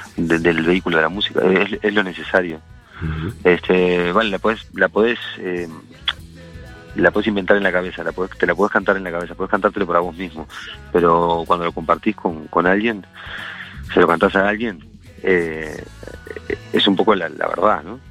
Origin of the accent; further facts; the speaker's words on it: Montevideo, Uruguay; moved away as an adult; now in Spain; Yo soy de Uruguay por eso, yo creo. Por, por haber eh, vivido mi juventud y mis primeros besos y, mis, primeras relaciones fuertes de amistad en eh, Montevideo